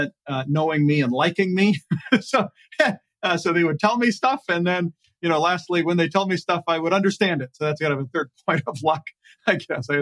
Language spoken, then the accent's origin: English; United States; we as American taxpayers